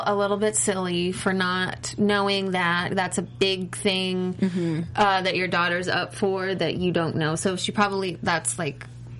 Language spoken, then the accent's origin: English; Missouri, United States; I am from Missouri